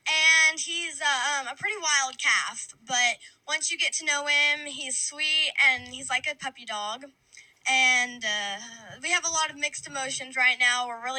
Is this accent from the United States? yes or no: yes; Lubbock, Texas, United States; I'm from Lubbock, and I am 12 years old.